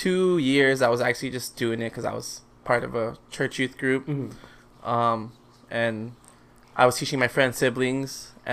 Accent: Philippines; I am Filipino.

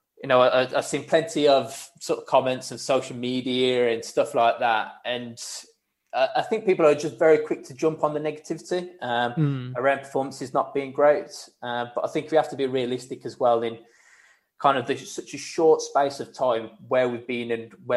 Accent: Wolverhampton, West Midlands, United Kingdom; I'm proud to say I'm from Wolverhampton

